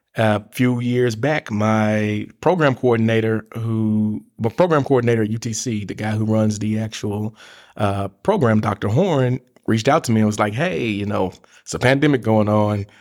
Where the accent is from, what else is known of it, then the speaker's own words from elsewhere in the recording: Memphis, Tennessee, United States; moved away as an adult; now in Chattanooga, United States; I'm originally from Memphis, Tennessee. Came here to, in two thousand and four to go to the University of Tennessee at Chattanooga.